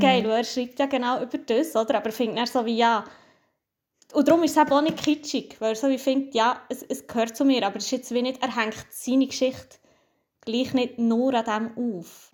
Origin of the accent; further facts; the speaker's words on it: Switzerland; dass ich hier bin geboren, aber halt Migrationshintergrund habe